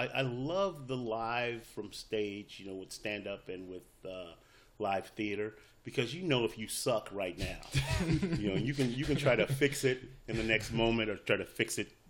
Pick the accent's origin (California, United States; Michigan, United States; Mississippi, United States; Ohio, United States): California, United States; Compton; I grew up in Compton during the height of, like, the Bloods and the Crips rise to infamy